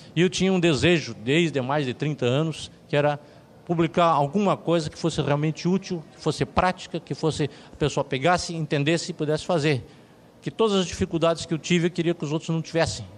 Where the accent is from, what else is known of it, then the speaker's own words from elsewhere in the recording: Curitiba, Paraná, Brazil; also born or lived in London; eu sou de Curitiba, estou em Curitiba